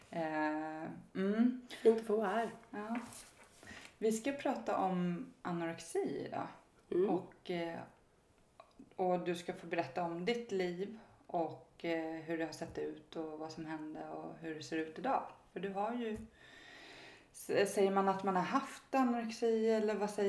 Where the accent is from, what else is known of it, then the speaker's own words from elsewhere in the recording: Stockholm, Stockholm County, Sweden; Jag växte upp i Stockholm